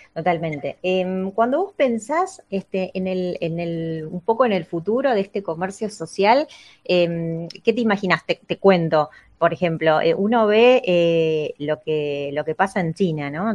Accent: Argentina

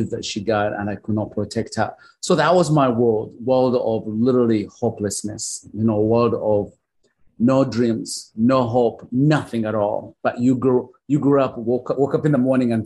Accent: Uganda; also born or lived in Oklahoma; now in United States; I was born and raised in Uganda. I grew up in a small little village where life was miserable.

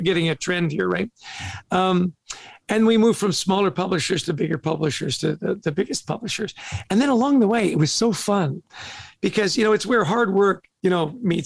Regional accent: Vancouver, British Columbia, Canada; also born or lived in Edmonton, Alberta; So we're both Canadian. I was born in Edmonton, grew up in Vancouver

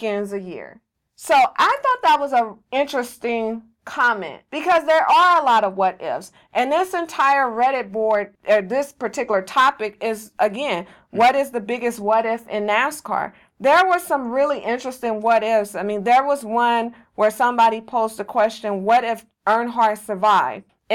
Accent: California, United States; I'm from California, and I say you guys

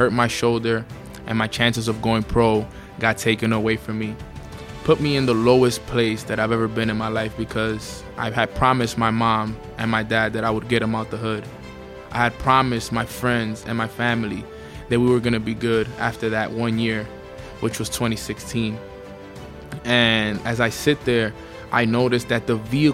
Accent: New York City, New York, United States; born and raised in Washington Heights, New York

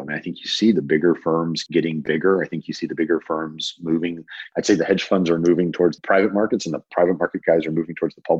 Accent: the South, United States; I was taught to cook by my grandmothers growing up in the South.

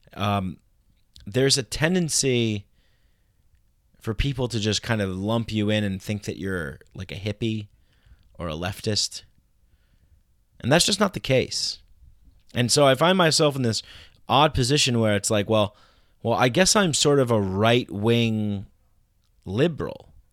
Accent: New York, United States; I grew up in New York

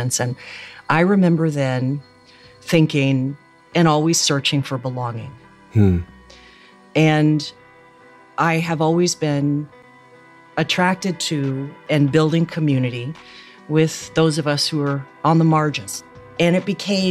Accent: rural Ohio, United States; I grew up in rural Ohio

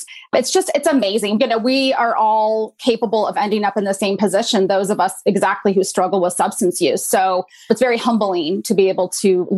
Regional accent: Pacific Northwest, United States; I grew up in the Pacific Northwest

